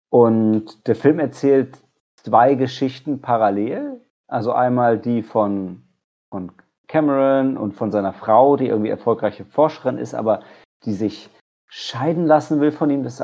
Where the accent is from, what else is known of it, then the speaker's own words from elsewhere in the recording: Lower Saxony, Germany; Ich komme ja aus der Nähe von Oldenburg